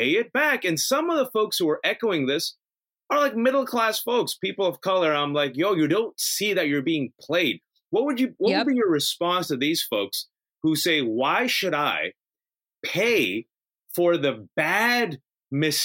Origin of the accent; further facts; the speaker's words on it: California, United States; I was born and raised in California